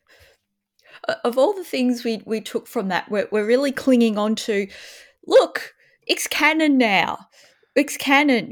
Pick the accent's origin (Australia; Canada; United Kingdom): Australia; as an Australian